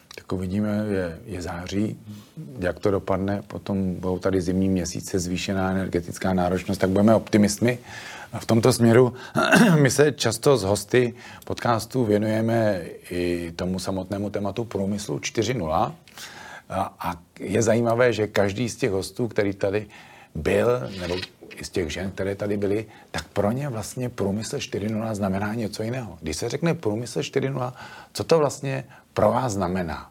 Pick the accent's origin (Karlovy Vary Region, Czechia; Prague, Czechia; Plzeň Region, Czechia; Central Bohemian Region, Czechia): Plzeň Region, Czechia; Plzeň; Já jsem původem z Plzně